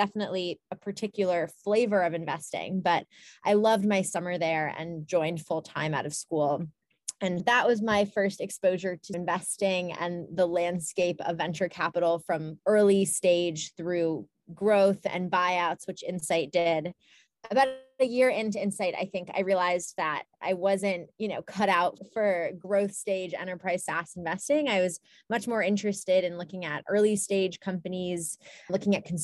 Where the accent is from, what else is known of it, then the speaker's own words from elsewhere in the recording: Ann Arbor, Michigan, United States; I grew up in Ann Arbor, Michigan.